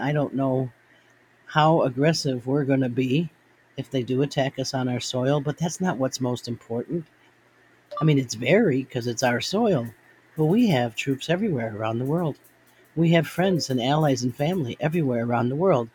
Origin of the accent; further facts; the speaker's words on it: United States; I am a Marine, but I am first an American. I'm an American, but I'm always a Marine.